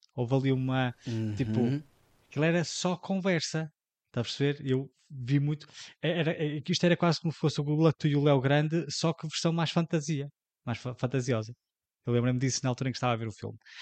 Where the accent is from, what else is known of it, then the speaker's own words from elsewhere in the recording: Portugal; para nós, enquanto portugueses